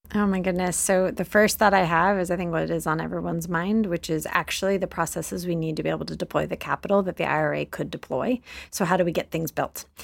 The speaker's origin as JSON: {"language": "English", "region": "Texas", "country": "United States", "tie": "born or raised there", "said": "in my home state of Texas"}